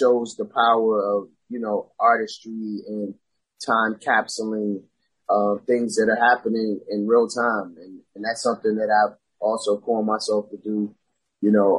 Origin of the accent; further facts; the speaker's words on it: Beltsville, Maryland, United States; also born or lived in New Jersey; I went to High Point High School. I graduated from there, which is in Beltsville, Maryland, PG County